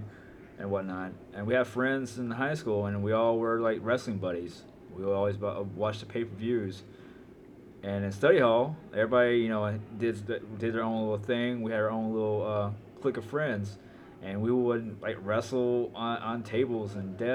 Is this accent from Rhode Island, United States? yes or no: no; Memphis, Tennessee, United States; I was raised in Memphis, Tennessee